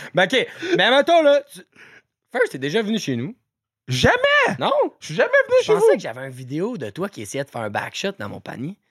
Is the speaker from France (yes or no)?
no; Canada; en tant que Canadien